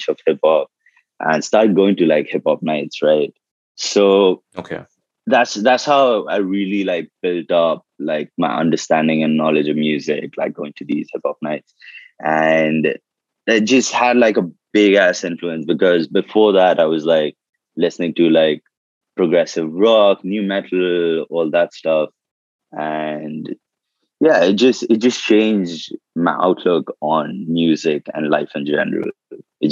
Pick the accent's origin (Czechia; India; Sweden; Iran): India; Kolkata, West Bengal; born or raised there; also born or lived in Darbhanga, Bihar